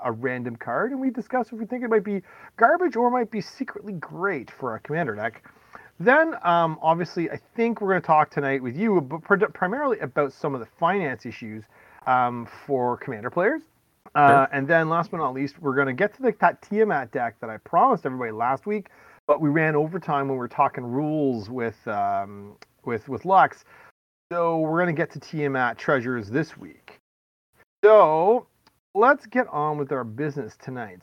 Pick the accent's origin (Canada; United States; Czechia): Canada; I'm from Canada